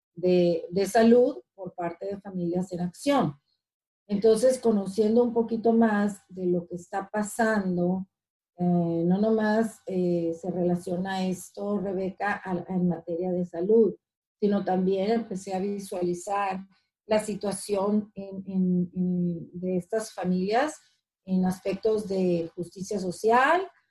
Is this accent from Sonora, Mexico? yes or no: yes; Ciudad Obregón, Sonora, Mexico; moved away as an adult; now in Washington, United States; soy mexicana, ah, nací en el estado de, Sonora, de Ciudad Obregón, Sonora, y hace como 21 años estoy viviendo aquí en, los Estados Unidos, donde actualmente radico es en, Washington